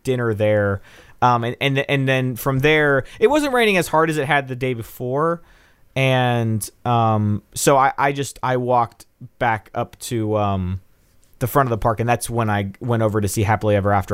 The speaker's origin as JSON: {"language": "English", "town": "Nashville", "region": "Tennessee", "country": "United States", "said": "I'm from Nashville"}